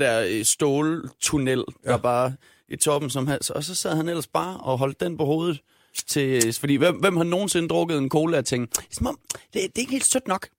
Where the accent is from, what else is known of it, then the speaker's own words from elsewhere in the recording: Denmark; jeg er dansker, jeg har en irsk far